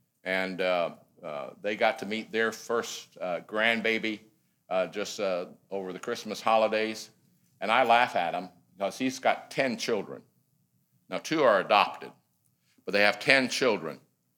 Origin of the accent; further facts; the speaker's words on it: Michigan, United States; moved away as an adult; also born or lived in Missouri / Fort Worth, Texas / Taiwan / Hong Kong; now in Lancaster, United States; I grew up in Michigan, went to school in Missouri, married a Texan.